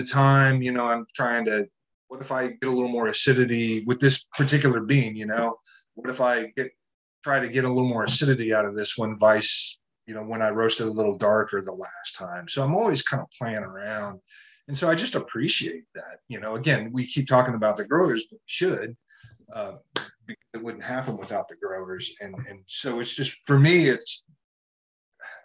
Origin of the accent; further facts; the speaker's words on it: Kansas, United States; moved away as an adult; also born or lived in Giles County, Virginia / Roanoke County, Virginia; now in Montgomery County, Virginia, United States; I'm from Kansas originally.